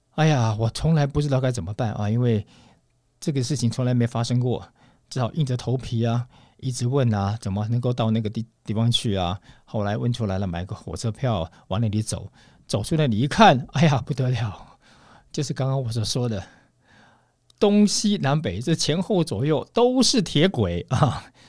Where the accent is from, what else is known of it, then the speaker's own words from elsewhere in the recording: Taiwan; moved away as an adult; also born or lived in Moscow, Russia / Saint Petersburg, Russia; 我们是从台湾来的，拿到中华民国护照的